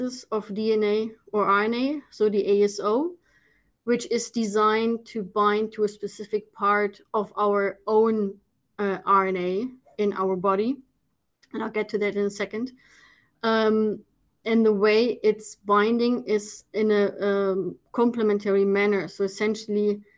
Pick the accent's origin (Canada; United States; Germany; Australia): Germany; moved away as an adult; now in Netherlands; born and raised in Germany